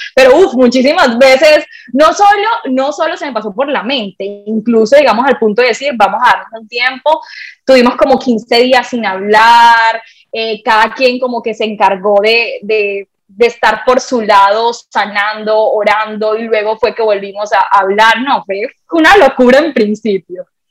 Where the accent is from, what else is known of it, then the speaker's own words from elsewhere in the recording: Colombia; also born or lived in Barranquilla; yo nací en una isla de Colombia, ambos, somos colombianos